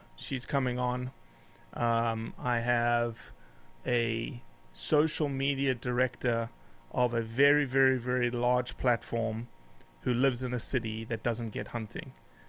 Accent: South Africa; also born or lived in Rio de Janeiro, Brazil; Yeah, so I say I was born and raised in South Africa because it's just an easier way to explain my sort of pavement special genetics. I was born actually in Rio de Janeiro, Brazil

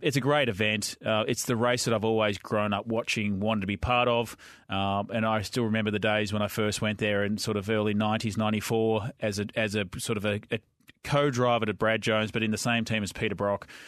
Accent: Victoria, Australia; I grew up in Victoria

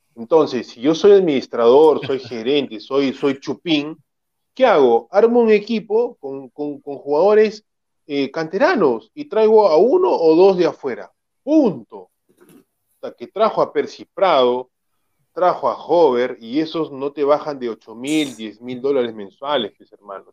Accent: Lima, Peru; yo viví desde que nací en el RIMAC

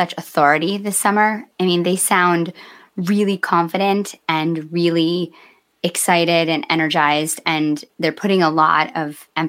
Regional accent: Midwest, United States

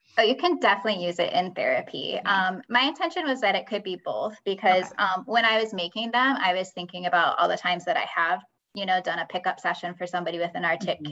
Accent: Michigan, United States; moved away; I'm from Michigan originally

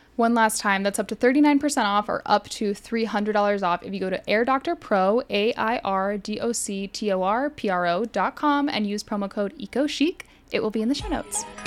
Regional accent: South Florida, United States; Growing up in South Florida, we were taught in school about mangroves

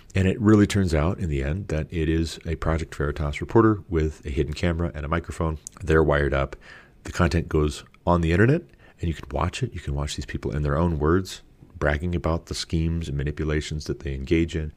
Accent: United States; I'm an American.

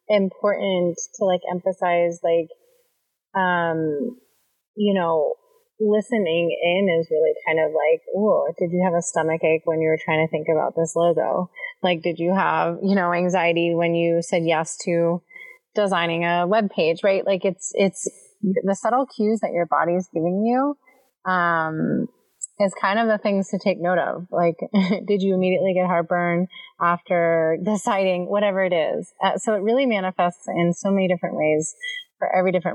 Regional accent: East Coast, United States; moved away as an adult; I'm originally from the East Coast

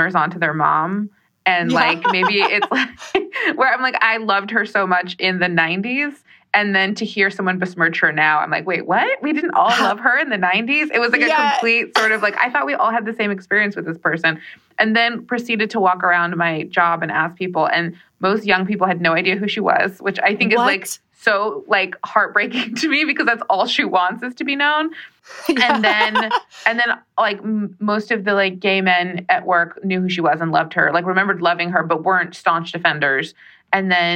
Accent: United States; also born or lived in New Mexico; I am Mexican American and a member of the Navajo Nation

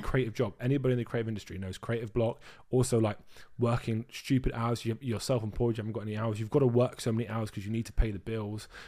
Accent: Dorset, South West England, United Kingdom; now in Brighton, United Kingdom; I'm from Brighton, but I'm originally from Dorset.

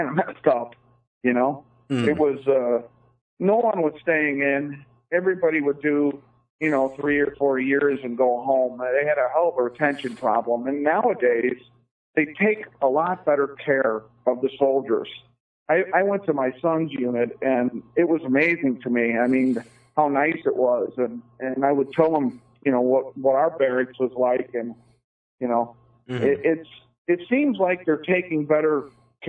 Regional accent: United States; as an American

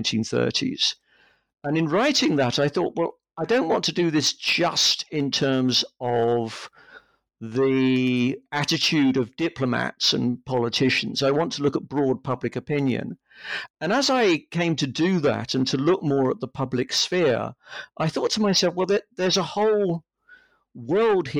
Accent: London, United Kingdom; also born or lived in Leeds; I grew up in London. I've lived most of my life in London, apart from the time when I was an undergraduate student.

